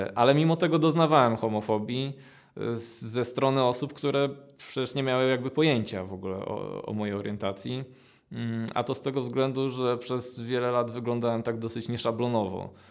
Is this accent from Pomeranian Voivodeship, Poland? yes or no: yes; Gdańsk, Pomeranian Voivodeship, Poland; also born or lived in Gdynia; pochodzę z Gdańska. Y, od zawsze mieszkam w Gdańsku, chociaż urodziłem się w Gdyni